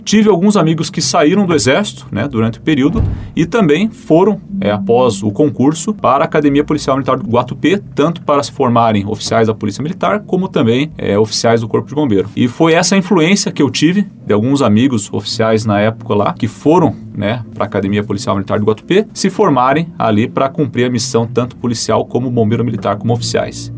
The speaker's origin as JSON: {"language": "Portuguese", "town": "Curitiba", "region": "Paraná", "country": "Brazil", "tie": "born or raised there", "moved": "as an adult", "lives_now": "Coronel Vivida, Brazil", "said": "eu sou natural de Curitiba, nasci em Curitiba e me criei é, em Curitiba e até os meus 28 anos morei em Curitiba"}